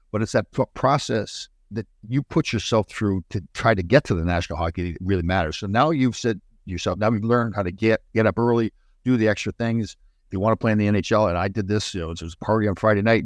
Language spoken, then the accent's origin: English; Canada; we're Canadian boys